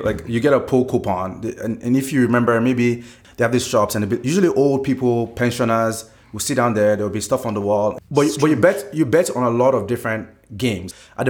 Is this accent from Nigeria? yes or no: yes; Nigeria; at least for when I was growing up in Nigeria.